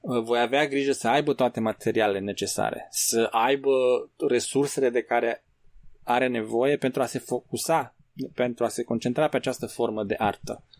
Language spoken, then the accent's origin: Romanian; Romania; noi, pentru că suntem români